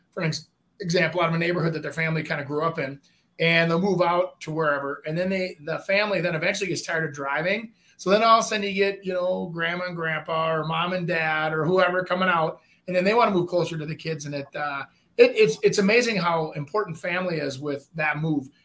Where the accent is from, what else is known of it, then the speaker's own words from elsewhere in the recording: Brooklyn Park, Minnesota, United States; I grew up in Brooklyn Park.